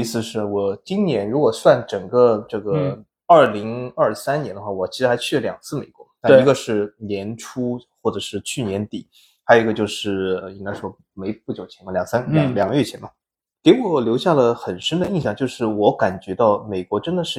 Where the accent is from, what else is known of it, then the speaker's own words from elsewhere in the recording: Shanghai, China; 作为上海人，我也不知道有个叫什么嘉定汇龙是吧？